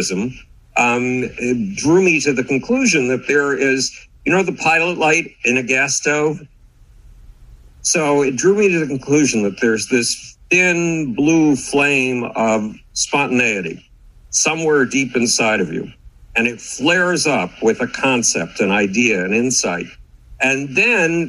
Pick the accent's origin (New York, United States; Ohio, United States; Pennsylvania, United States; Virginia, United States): New York, United States; Buffalo; moved away; Buffalo, New York, my hometown